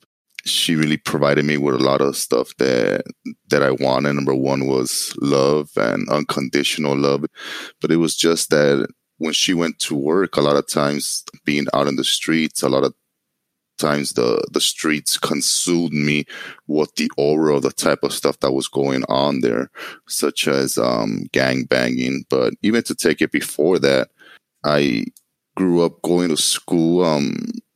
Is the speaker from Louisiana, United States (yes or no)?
no; Los Angeles, California, United States; I grew up in Los Angeles, California, in a place called Koreatown.